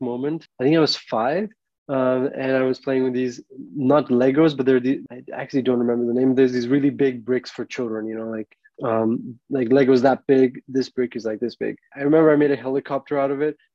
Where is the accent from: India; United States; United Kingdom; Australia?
India; moved away; I'm an Indian citizen